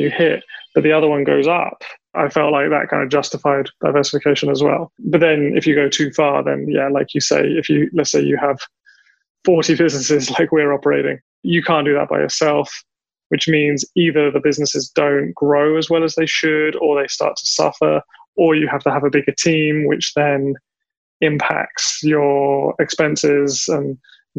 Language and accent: English; England, United Kingdom; now in Taiwan; I'm English